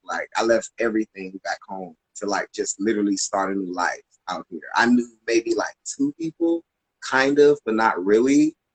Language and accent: English; Tampa, Florida, United States; moved away as an adult; I'm from Tampa, Florida originally, um, and I moved out here in 2009